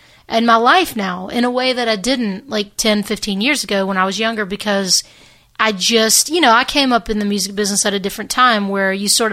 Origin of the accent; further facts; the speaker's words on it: Hernando, Mississippi, United States; also born or lived in Memphis, Tennessee; the town I grew up in, Hernando, Mississippi, is like 20 minutes south of Memphis